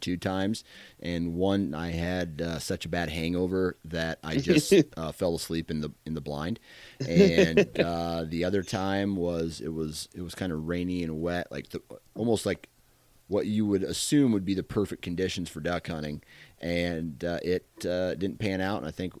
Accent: Iowa, United States; I'm from Iowa, dude.

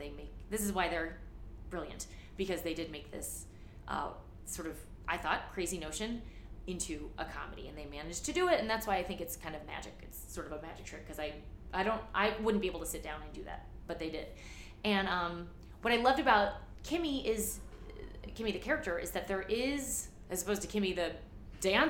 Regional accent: St. Louis, Missouri, United States; moved away; also born or lived in New York; I grew up in St. Louis in like a leafy suburb

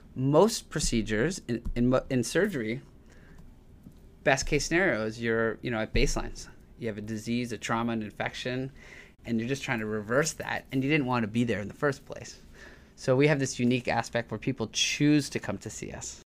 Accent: Toronto, Ontario, Canada; So I grew up in Tor, in Toronto, Canada

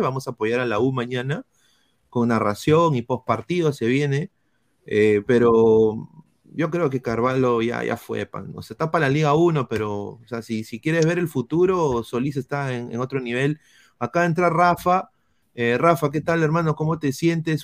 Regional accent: Peru; como peruano, yo quiero que ande la U.

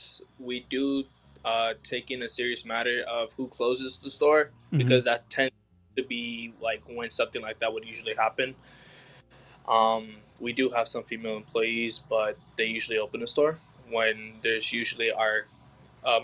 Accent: Las Vegas, Nevada, United States; I am originally from Las Vegas. I'm born and raised here

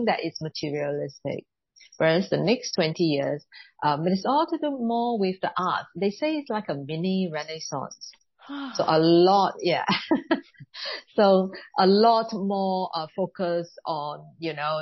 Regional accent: Singapore; being Chinese origin, I was born in Singapore

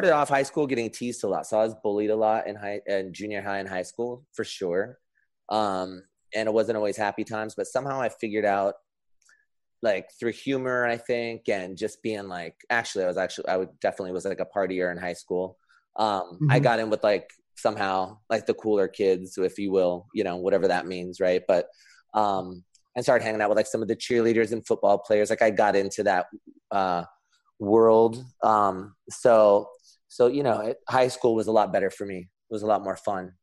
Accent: Anaheim, California, United States; also born or lived in Los Angeles; I'm actually one of the few people that was born and raised in California, where I still reside. So I grew up in Orange County. So I grew up in the Anaheim area, like by Disneyland.

